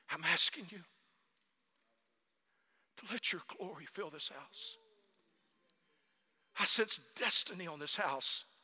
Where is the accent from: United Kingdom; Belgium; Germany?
Germany; North Germany; My family is Danish, but we grew up in North Germany.